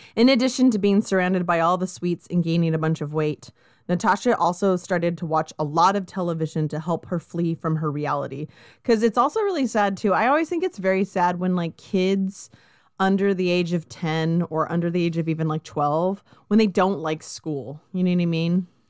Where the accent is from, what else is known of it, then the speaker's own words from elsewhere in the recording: Southern California, United States; I grew up in Southern California